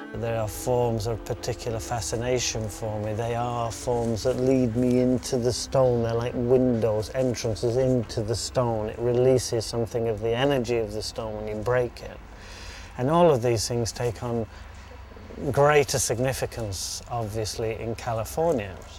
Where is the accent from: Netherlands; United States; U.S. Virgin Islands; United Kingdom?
United Kingdom; Yorkshire and the Humber; Yorkshire is where I was brought up